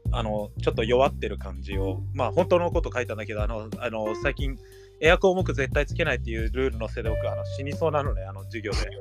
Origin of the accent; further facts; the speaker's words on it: United States; now in Japan; 僕そういえばアメリカ人でしたっつって笑ってた